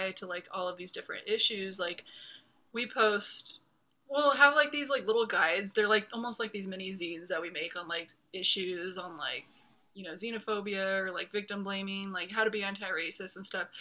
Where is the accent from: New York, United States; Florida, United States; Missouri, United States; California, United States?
California, United States; Southern; we're both from Southern California